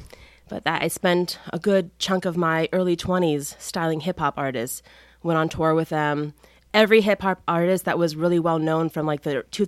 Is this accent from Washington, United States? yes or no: no; Key West, Florida, United States; also born or lived in New York City; I was born and raised in Key West, an island known for its fashion.